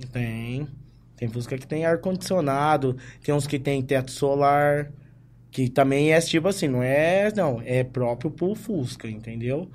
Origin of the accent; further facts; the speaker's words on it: Ribeirão Preto, São Paulo, Brazil; Sou daqui mesmo de Ribeirão, aqui do bairro da Vila Tibério